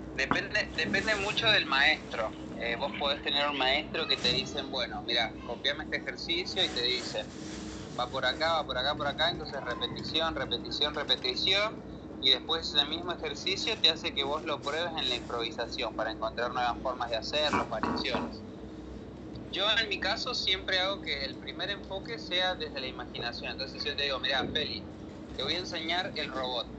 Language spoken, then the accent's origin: Spanish; San Martín, Mendoza, Argentina; Yo soy del este de San Martín